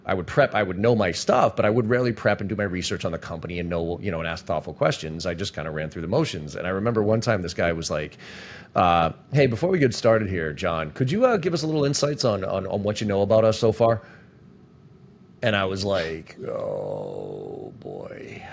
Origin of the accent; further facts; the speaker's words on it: Boston, Massachusetts, United States; I'm from Boston